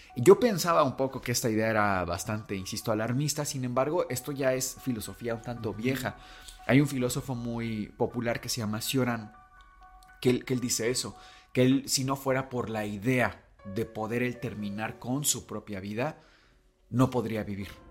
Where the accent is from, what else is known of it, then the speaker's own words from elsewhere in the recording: Mexico; vivimos todavía en un México